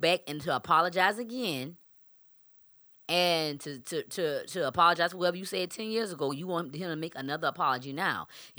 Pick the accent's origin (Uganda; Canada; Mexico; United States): United States; South Carolina; But I'm from South Carolina. I can't hardly speak.